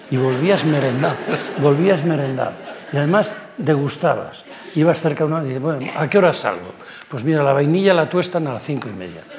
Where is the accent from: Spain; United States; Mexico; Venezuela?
Spain; Cantabria; es igual que el que había en mi infancia en Líbana